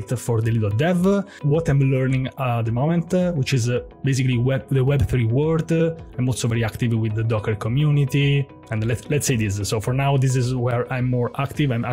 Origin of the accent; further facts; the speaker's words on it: Rome, Lazio, Italy; I'm from Rome